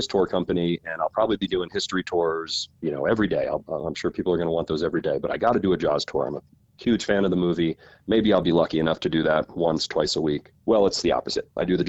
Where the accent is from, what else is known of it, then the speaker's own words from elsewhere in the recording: East Coast, United States; moved away as an adult; also born or lived in Colorado; now in Martha's Vineyard, United States; moved up to Martha's Vineyard through a friend from the University of Colorado, believe it or not. I was from the East Coast, went to school out in Colorado.